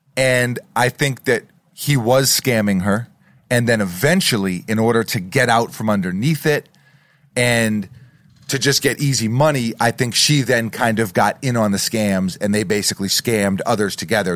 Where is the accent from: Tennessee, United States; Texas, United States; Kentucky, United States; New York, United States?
New York, United States; a New Yorker